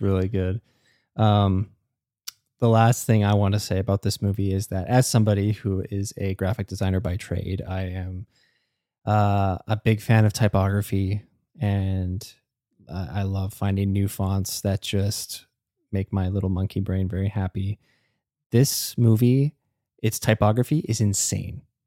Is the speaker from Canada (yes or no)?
yes; Canada; as a Canadian